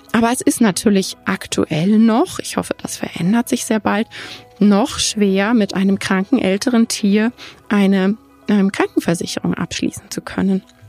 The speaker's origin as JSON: {"language": "German", "country": "Germany", "said": "bei uns in Deutschland"}